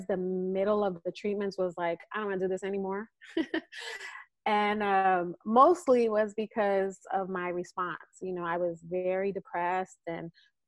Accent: East Coast, United States; now in California, United States; we're from the East Coast

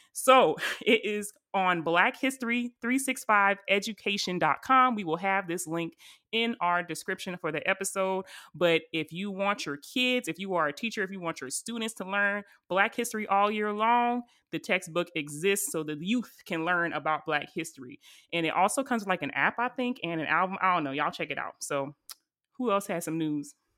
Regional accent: Charleston, South Carolina, United States; my hometown at the church in Charleston, South Carolina

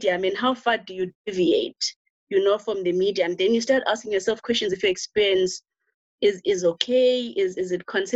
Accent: rural Eastern Cape, South Africa; I'm actually village raised. So I was born in the Eastern Cape, rural Eastern Cape, like very rural Eastern Cape.

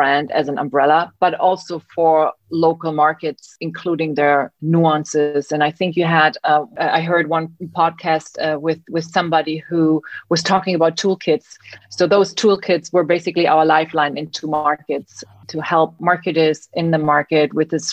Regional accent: East Germany, Germany; moved away as an adult; also born or lived in New York, United States; now in Berlin, Germany; I am born and bred in Germany, not just in Germany. I grew up behind the Iron Curtain, so I spent part of my youth in East Germany

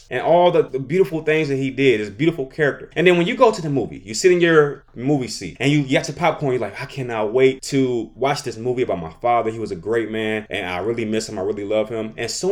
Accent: United States; I am an American

